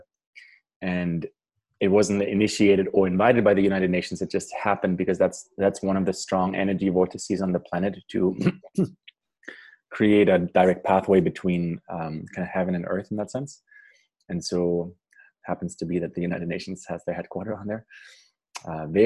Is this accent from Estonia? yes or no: no; Germany; moved away as an adult; also born or lived in Paraguay / Canada; I grew up in Germany, moved to Paraguay in South America as a teenager, and I was 14, 15, for a year